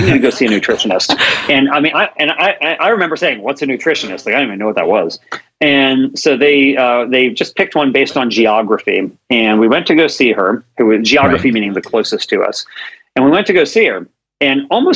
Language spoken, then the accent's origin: English; Maryland, United States; now in Sacramento, United States; I grew up in Maryland, and so I live in Sacramento